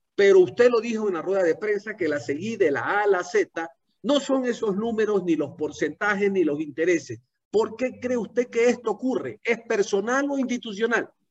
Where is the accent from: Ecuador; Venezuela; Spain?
Ecuador; como ciudadano ecuatoriano